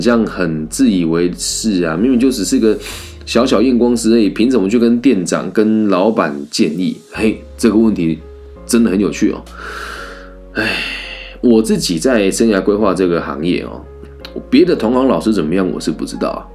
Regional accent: Changhua County, Taiwan; 我也是彰化县民，我热爱我的家乡

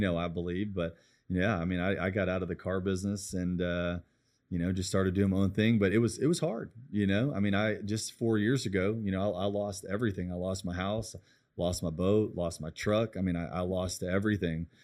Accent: United States; I love being American.

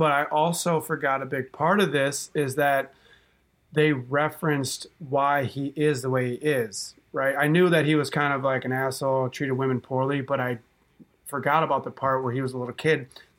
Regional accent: Waukesha, Wisconsin, United States; also born or lived in Milwaukee; I'm from Milwaukee. I grew up in Waukesha.

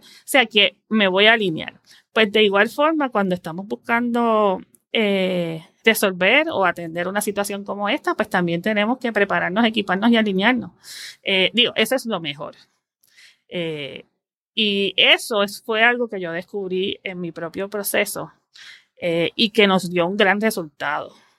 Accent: San Juan, Puerto Rico; also born or lived in Guaynabo; yo nací en San Juan, Puerto Rico, he vivido toda mi vida aquí y actualmente vivo en Guaynabo

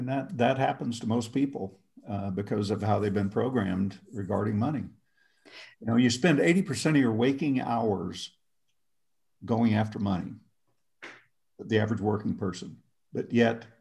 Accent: Oklahoma, United States; I grew up in Oklahoma, so I might not always speak the perfect grammar

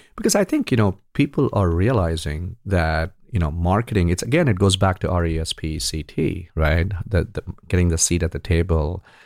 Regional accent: India; when I grew up in India

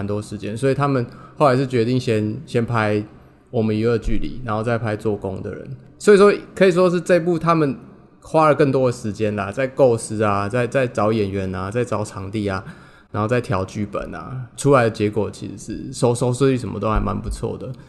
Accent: Taiwan; 但其实我们台湾人其实有时候分不太清楚

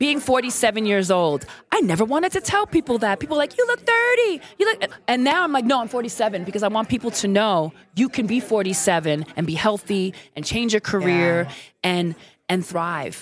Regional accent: New York City, New York, United States; moved away as an adult; also born or lived in Puerto Rico (heritage); now in San Francisco, United States; I'm Brooklyn all day because I'm from Brooklyn, New York

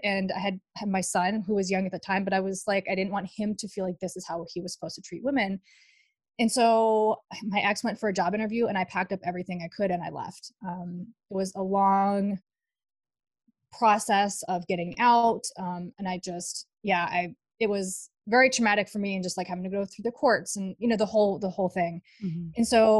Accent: Dubai, United Arab Emirates; and we ended up in Dubai. So I grew up in Dubai. My dad worked for Ford.

